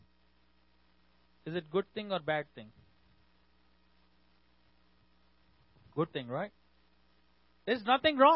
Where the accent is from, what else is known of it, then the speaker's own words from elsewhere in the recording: India; I'm from India.